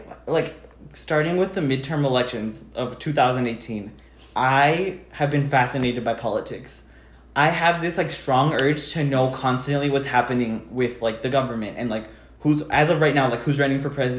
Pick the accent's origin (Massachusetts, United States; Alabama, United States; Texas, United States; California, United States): Texas, United States; the Texan in me.